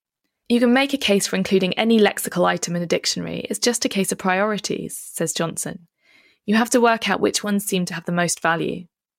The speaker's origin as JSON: {"language": "English", "country": "Philippines", "tie": "born there", "said": "I think there were more people in the town where I was born in the Philippines."}